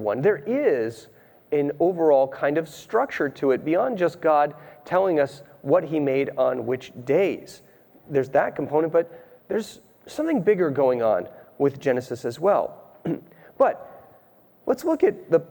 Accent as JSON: {"language": "English", "region": "Rhode Island", "country": "United States", "tie": "born or raised there", "said": "I grew up in Rhode Island."}